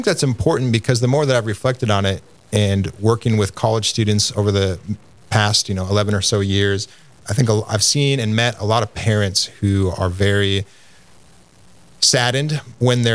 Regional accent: Minneapolis, Minnesota, United States; I grew up in the Minneapolis area to a loving mother and father

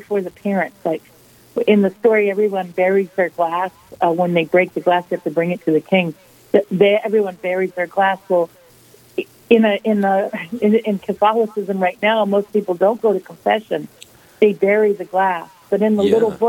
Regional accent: United States; I'm an American

